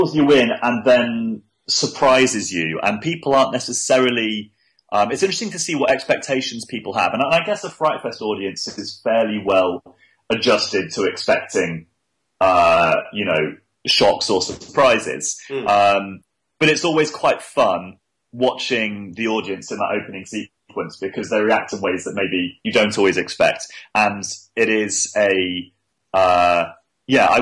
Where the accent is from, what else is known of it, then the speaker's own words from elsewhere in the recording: Manchester, North West England, United Kingdom; moved away; I grew up in Manchester